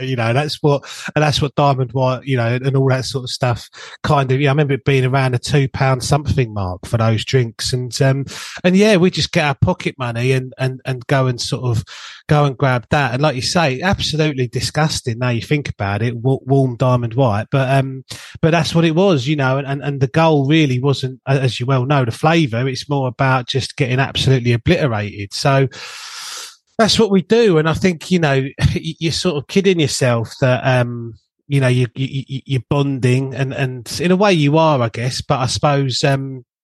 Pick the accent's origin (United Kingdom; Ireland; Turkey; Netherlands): United Kingdom; Bexleyheath, London; as a young lad growing up in Bexley Heath in Southeast London